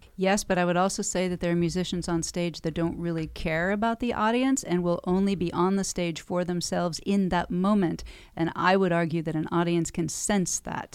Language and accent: English; Encinitas, California, United States; moved away as an adult; also born or lived in Carlsbad, California / Escondido, California / Los Angeles, California; I was born and raised on the beach in Encinitas